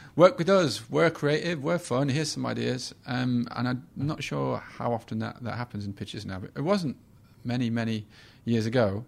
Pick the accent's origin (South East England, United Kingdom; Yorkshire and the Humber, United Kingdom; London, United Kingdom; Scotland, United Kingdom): Yorkshire and the Humber, United Kingdom; Sheffield; the Sheffield Star, which is my hometown